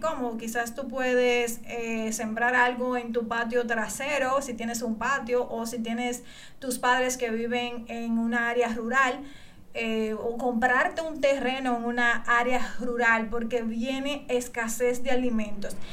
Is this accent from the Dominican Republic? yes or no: yes; Dominican Republic; yo aquí en mi país, República Dominicana